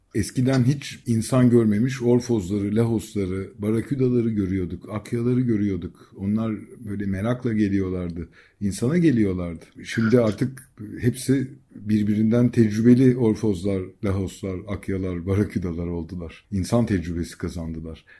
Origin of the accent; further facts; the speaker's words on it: Bozcaada, Çanakkale, Turkey; bir Bozcaadalı olarak